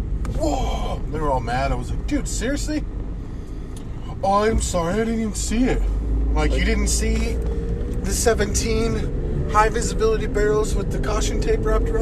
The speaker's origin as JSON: {"language": "English", "region": "New Mexico", "country": "United States", "moved": "yes", "said": "I'm not from Mexico. I'm from New Mexico."}